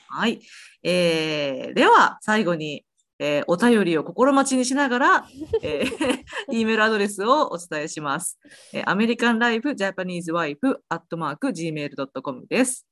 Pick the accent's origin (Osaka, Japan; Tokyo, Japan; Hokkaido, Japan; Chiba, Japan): Osaka, Japan; moved away as an adult; also born or lived in Kansai; now in United States; 私は大阪人なので